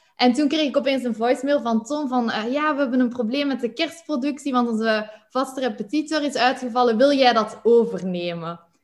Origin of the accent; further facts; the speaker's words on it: Flanders, Belgium; moved away as an adult; also born or lived in Netherlands; zoals je het hoort, kom ik uit Vlaanderen.